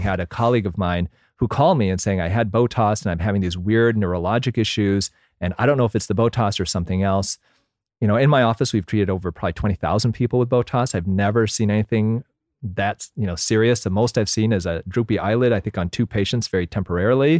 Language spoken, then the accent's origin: English; Michigan, United States; I grew up in Michigan